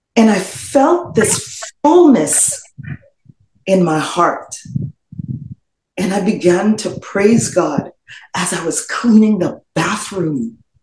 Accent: Trinidad & Tobago; moved away as an adult; also born or lived in Florida, United States; now in United States; in the Twin Island Republic of Trinidad and Tobago. I spent all of my formative years there and moved to the United States when I was just shy, just about a couple weeks shy of turning 21

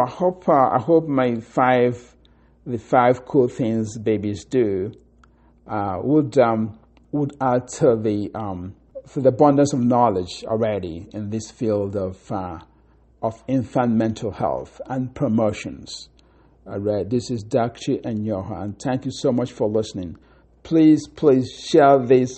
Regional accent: Akokwa, Imo, Nigeria; in Africa, in Nigeria, in my hometown, Akokwa

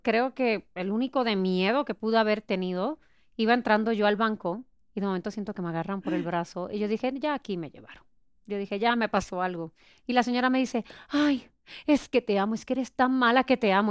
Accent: Puerto Rico; now in Mexico; yo soy de Puerto Rico, ya cumplí 17 años aquí

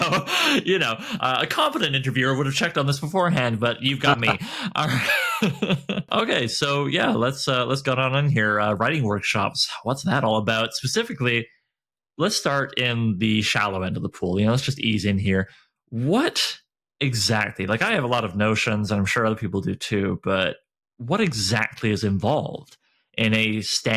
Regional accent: Canada; I get called out for being a Canadian

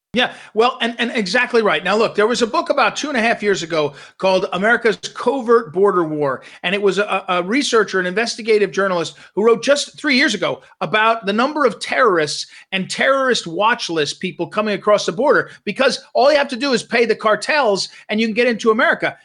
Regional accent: Missouri, United States; I'm from Missouri, which is right in the center

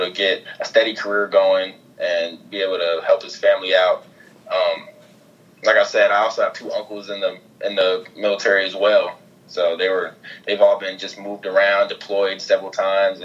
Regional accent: Ohio, United States; I grew up like an Ohio State fan as a kid, just growing up in Ohio

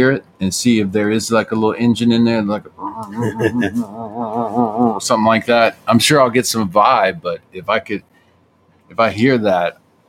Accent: the South, United States; accent: Southern; I grew up in the South, so when I talk about pie, my accent comes back a little bit.

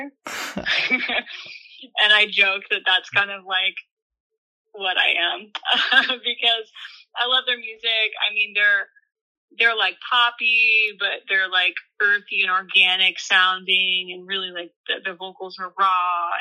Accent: Southern California, United States; growing up in Southern California

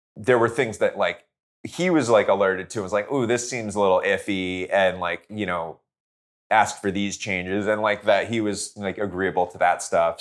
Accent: New Jersey, United States; now in Los Angeles, United States; I grew up in Jersey

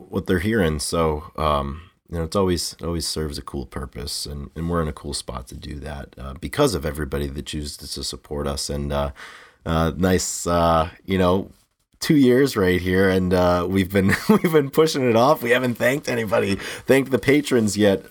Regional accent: New England, United States; growing up in New England

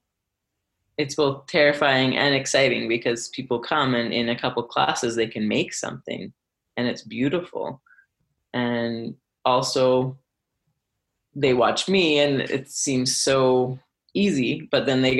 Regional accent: Alberta, Canada; also born or lived in Vancouver; now in Calgary, Canada; I'm from Alberta originally

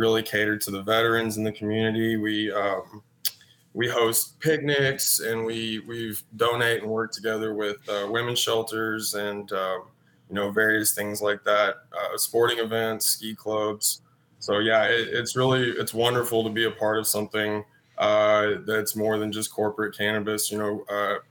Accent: Texas, United States; moved away as an adult; now in Michigan, United States; I grew up in Texas, studied business down there, and then I moved up here a couple years ago

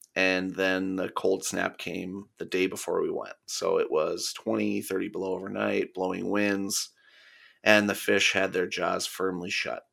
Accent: Minnesota, United States; being a Minnesotan

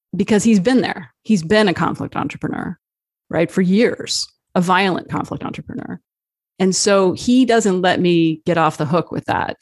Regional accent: New Jersey, United States; also born or lived in Arizona; I uh, was born in Arizona. I grew up in New Jersey

